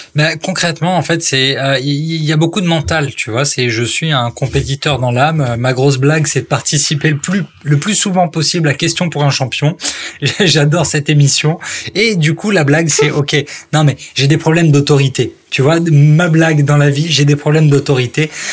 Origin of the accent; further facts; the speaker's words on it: Strasbourg, Grand Est, France; moved away; also born or lived in Paris; je suis pas parisien, moi à la base, je suis né à Strasbourg